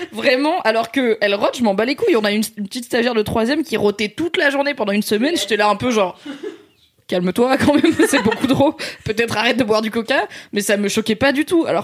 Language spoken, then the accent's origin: French; Morocco; moi, je suis marocaine